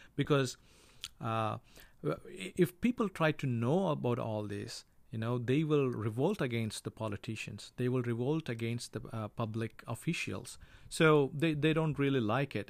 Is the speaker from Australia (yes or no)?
no; India; I'm from India